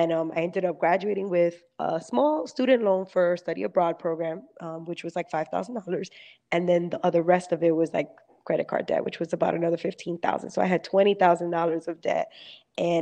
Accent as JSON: {"language": "English", "town": "New York City", "region": "New York", "country": "United States", "tie": "born or raised there", "said": "I grew up in Brooklyn, New York City"}